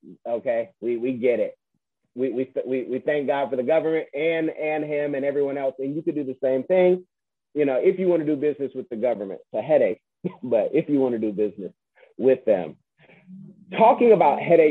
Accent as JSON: {"language": "English", "area": "the Bay Area", "region": "California", "country": "United States", "also_born_or_lived": "Seattle", "moved": "yes", "lives_now": "Florida, United States", "said": "I'm from the Bay Area"}